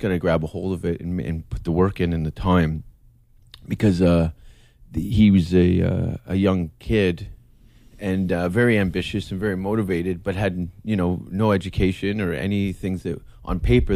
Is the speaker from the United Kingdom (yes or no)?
no; Hamilton, Ontario, Canada; moved away as an adult; also born or lived in Vancouver / Scandinavia; growing up in Hamilton, I learned how to deal with failure